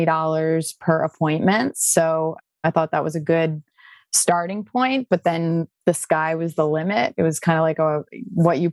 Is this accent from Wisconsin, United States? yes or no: no; Westchester, New York, United States; moved away as an adult; also born or lived in Maryland; now in Palm Beach Gardens, United States; I'm from New York. I grew up in Westchester.